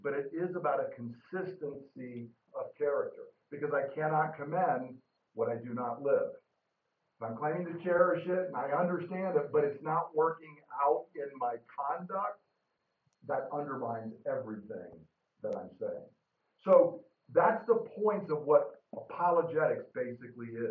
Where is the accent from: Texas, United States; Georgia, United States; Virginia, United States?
Georgia, United States; moved away; I grew up in Georgia